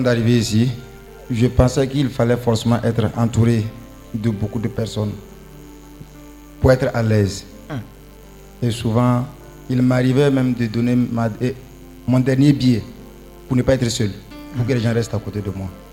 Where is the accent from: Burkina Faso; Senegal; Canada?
Burkina Faso; Ouagadougou, Centre; moved away; Je viens du Burkina Faso, Ouagadougou